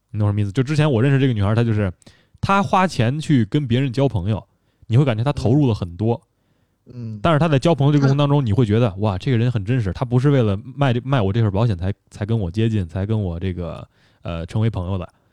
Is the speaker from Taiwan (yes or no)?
no; China; 我们中国人非常重视这个，呃，家庭文化